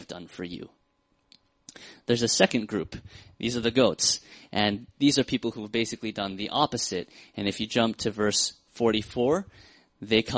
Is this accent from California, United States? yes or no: no; Seattle, Washington, United States; I'm from Seattle